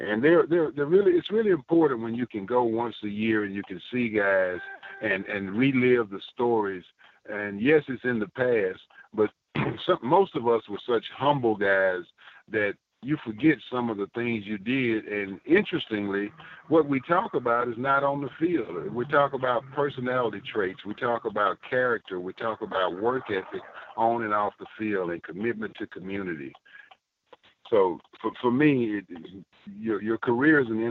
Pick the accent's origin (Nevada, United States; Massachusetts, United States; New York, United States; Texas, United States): Texas, United States; I'm a Texan